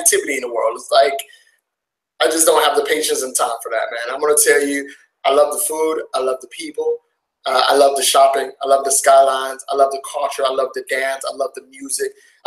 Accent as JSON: {"language": "English", "country": "United States", "said": "being an American"}